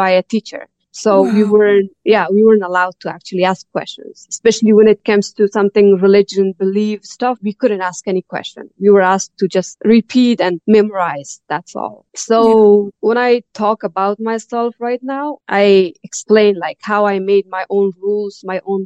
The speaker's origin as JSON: {"language": "English", "country": "Afghanistan", "tie": "born or raised there", "also_born_or_lived": "Tajikistan", "moved": "as an adult", "lives_now": "Canada", "said": "when I was a kid or growing up in Afghanistan"}